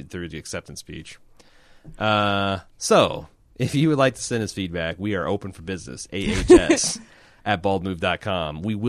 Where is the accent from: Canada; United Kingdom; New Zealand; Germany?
United Kingdom; Personally, as a Brit, I'm going to enjoy the hell of the season